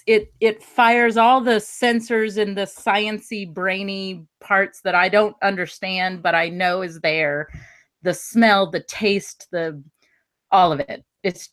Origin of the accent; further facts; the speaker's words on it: the South, United States; moved away; also born or lived in Northeast US; growing up in the South, which was very odd because it was cornbread, you know, everybody had cornbread stuffing. And then I moved to the Northeast